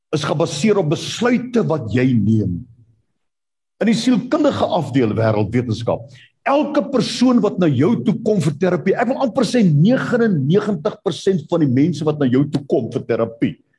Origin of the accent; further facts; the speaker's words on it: South Africa; Ek het daar in Bosel waar ek groot geword